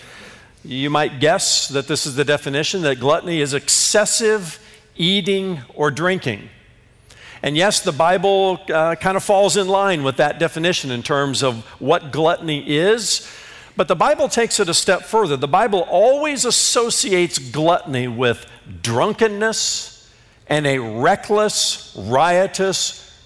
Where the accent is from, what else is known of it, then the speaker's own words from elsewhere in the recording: Indiana, United States; growing up in Indiana